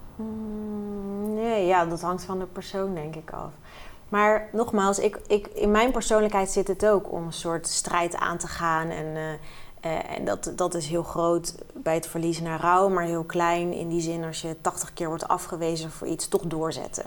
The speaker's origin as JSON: {"language": "Dutch", "town": "Rotterdam", "region": "South Holland", "country": "Netherlands", "tie": "born or raised there", "said": "ik ben echt een geboren en getogen Rotterdammer"}